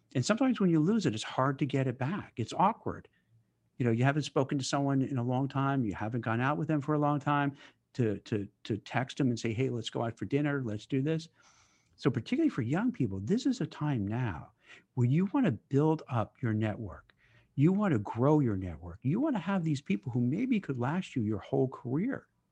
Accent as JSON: {"language": "English", "town": "New York City", "region": "New York", "country": "United States", "tie": "born or raised there", "also_born_or_lived": "Manhattan", "moved": "as an adult", "lives_now": "Westfield, United States", "said": "I grew up in Brooklyn"}